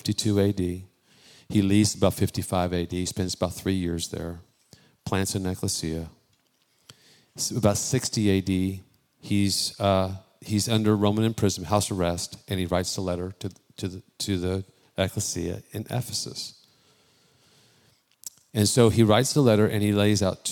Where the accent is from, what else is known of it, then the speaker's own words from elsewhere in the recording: Bay Area, California, United States; I'm born and raised in the Bay Area, not Texas